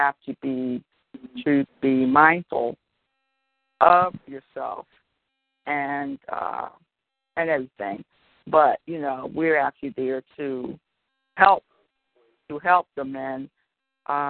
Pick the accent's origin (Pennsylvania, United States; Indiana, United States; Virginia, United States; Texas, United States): Pennsylvania, United States; Philadelphia; now in Delaware, United States; Born and raised in Philly, now I live in Delaware